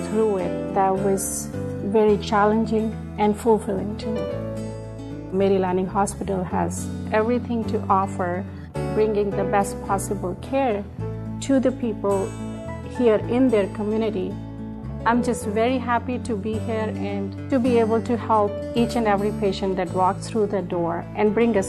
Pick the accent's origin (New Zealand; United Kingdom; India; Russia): India; born or raised there